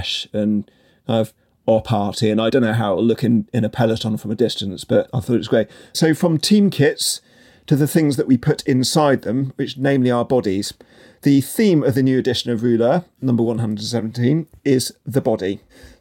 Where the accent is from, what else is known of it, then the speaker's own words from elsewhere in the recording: United Kingdom; also born or lived in Japan; growing up in Britain